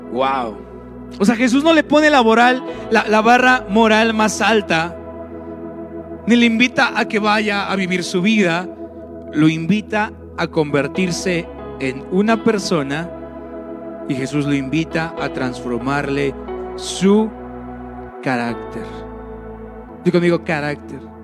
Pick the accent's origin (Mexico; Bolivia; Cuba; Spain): Mexico; somos cristianos y somos mexicanos